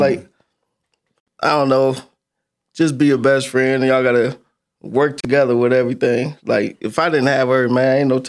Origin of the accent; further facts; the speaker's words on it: Michigan City, Indiana, United States; I'm from Michigan City, Indiana.